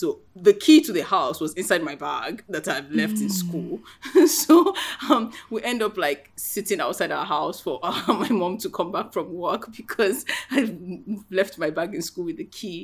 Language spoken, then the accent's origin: English; Ikorodu, Lagos, Nigeria; we went to school, we grew up in Ikorodu